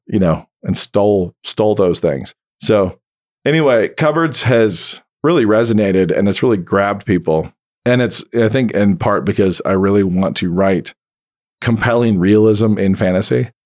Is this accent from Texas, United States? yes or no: no; Idaho, United States; I grew up in the wheat fields of Idaho.